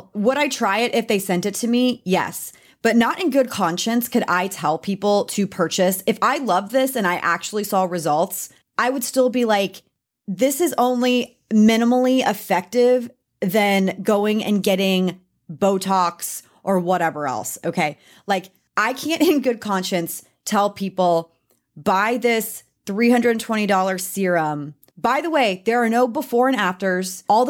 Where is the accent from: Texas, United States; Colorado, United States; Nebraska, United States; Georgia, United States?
Texas, United States; I'm a Texan